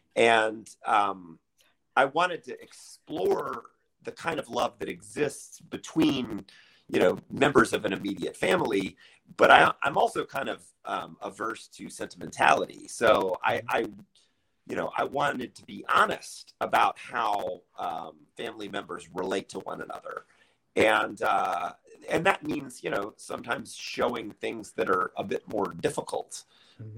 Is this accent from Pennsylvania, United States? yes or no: no; Charlotte, North Carolina, United States; moved away as an adult; now in Chicago, United States; I grew up in Charlotte, North Carolina